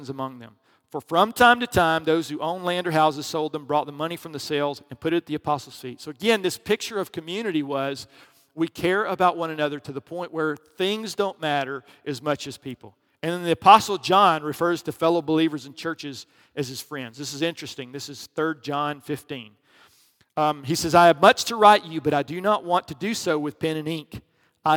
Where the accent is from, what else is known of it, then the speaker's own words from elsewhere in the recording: the South, United States; I grew up in the South